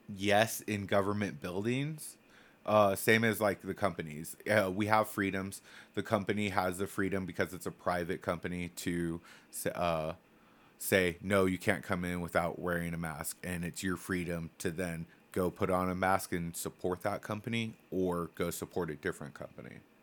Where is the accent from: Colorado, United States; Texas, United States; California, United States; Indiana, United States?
California, United States; Templeton; I grew up in Templeton, California. Super small town